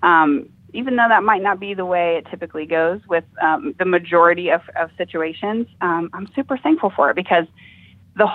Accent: Ohio, United States; this is my home state

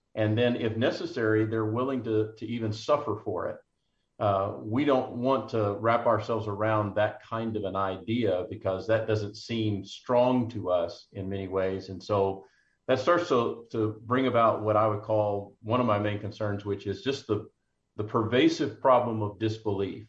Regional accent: McKinney, Texas, United States; in my hometown of McKinney, just north of Dallas

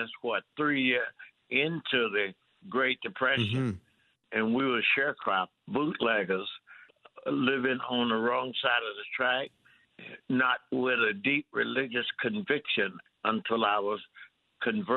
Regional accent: Mississippi, United States; as a black person growing up in Mississippi

